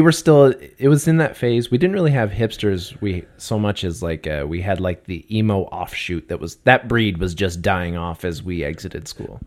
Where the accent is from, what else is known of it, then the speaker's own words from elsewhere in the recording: Canada; being Canadian